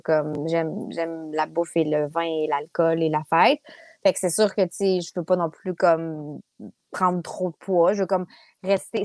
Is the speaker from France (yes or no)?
no; Quebec City, Quebec, Canada; also born or lived in Limoilou / Saint-Jean-Baptiste; Je suis née à Charlebourg